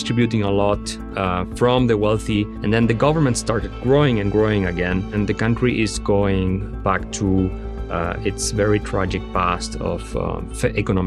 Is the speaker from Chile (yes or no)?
yes; Santiago, Santiago Metropolitan Region, Chile; I was born in Santiago, Chile, 4th of July, 1981.